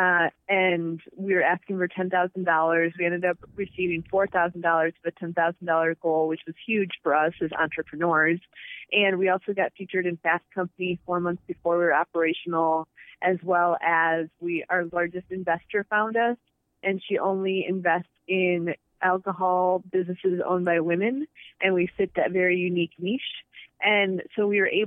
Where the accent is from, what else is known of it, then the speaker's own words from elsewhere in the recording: Rock Falls, Illinois, United States; moved away as an adult; also born or lived in Indianapolis / Chicago / San Francisco; I grew up in Rock Falls, Illinois